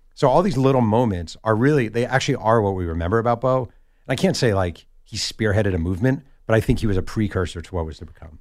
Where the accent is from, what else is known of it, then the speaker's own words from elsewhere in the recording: New York, United States; now in Southern California, United States; I'm from New York